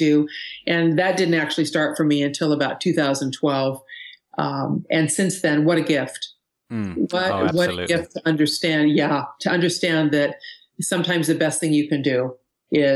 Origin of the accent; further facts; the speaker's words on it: Seattle, Washington, United States; I'm from Seattle